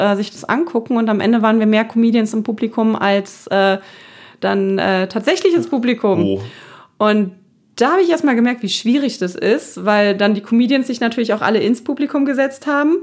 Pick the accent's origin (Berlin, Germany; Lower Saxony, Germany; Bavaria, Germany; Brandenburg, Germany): Berlin, Germany; moved away as an adult; also born or lived in Wuppertal / Dortmund; meine Kindheit in Neukölln war nicht einfach